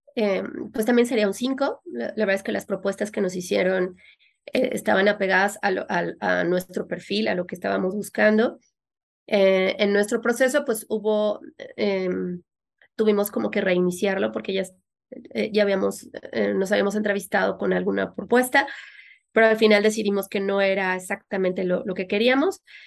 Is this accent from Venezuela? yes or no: no; Mexico City, Mexico; also born or lived in Orlando, Florida; somos de la, de la Ciudad de México y decidimos establecernos en, Florida, en Orlando